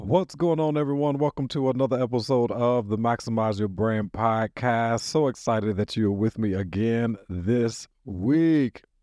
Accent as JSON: {"language": "English", "town": "Nashville", "region": "Tennessee", "country": "United States", "tie": "born or raised there", "said": "from Nashville, Tennessee, born and reared right here in Nashville"}